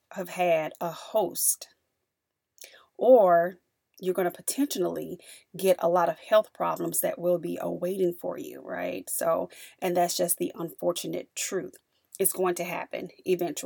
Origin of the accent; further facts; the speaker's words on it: the South, United States; I'm from the South